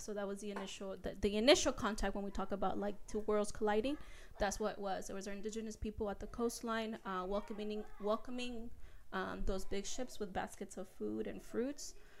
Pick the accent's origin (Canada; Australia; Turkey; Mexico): Mexico; now in United States; I was born in Mexico